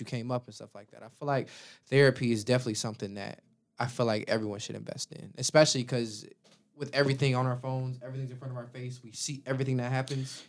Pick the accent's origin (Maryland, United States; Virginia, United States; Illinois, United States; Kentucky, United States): Illinois, United States; Chicago; growing up in Chicago